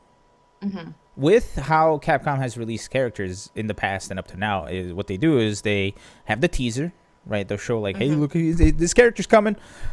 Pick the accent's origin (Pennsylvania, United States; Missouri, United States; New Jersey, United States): Pennsylvania, United States; I'm from Pennsylvania.